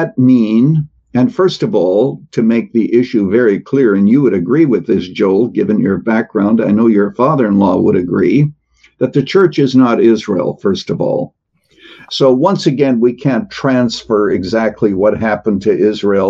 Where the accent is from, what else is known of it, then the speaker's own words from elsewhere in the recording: Canada; now in United States; I was actually born in Canada, though I'm now an American citizen